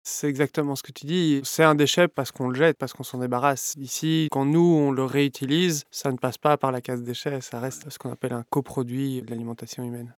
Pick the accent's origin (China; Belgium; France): Belgium; Brussels, Brussels-Capital Region; Je suis bruxellois, j'ai 35 ans.